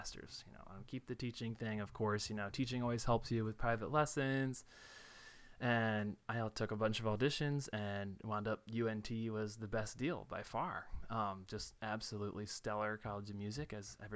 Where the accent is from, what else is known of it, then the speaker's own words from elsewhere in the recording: outside of Baltimore, Maryland, United States; moved away as an adult; now in Denton, United States; I'm from Maryland, that I grew up outside of Baltimore